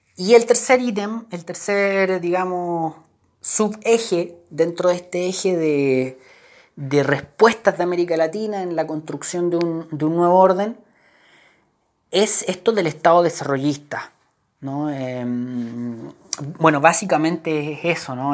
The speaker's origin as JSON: {"language": "Spanish", "country": "Chile", "said": "Nosotros los chilenos"}